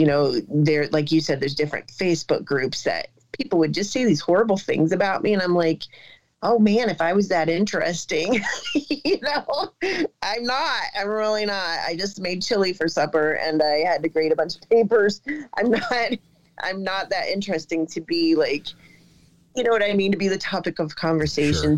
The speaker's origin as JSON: {"language": "English", "region": "Ohio", "country": "United States", "said": "I'm a teacher from Ohio."}